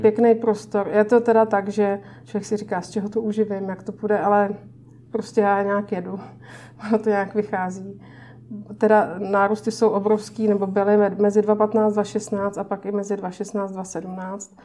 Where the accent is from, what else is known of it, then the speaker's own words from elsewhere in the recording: Pardubice, Pardubice Region, Czechia; now in Prague, Czech Republic; já pocházím z Pardubic